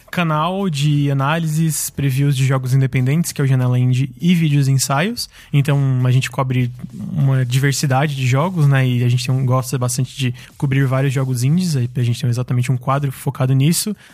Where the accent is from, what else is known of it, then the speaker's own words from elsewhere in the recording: Criciúma, Santa Catarina, Brazil; now in São Paulo, Brazil; Eu venho de Criciúma, Santa Catarina.